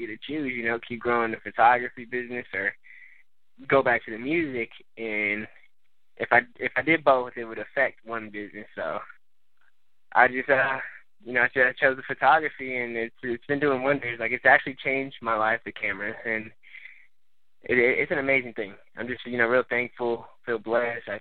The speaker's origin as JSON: {"language": "English", "region": "Texas", "country": "United States", "tie": "born or raised there", "also_born_or_lived": "San Fernando Valley, California", "said": "I'm originally from California, San Fernando Valley area. We moved out here when I was pretty young, pretty much was raised out here in Texas."}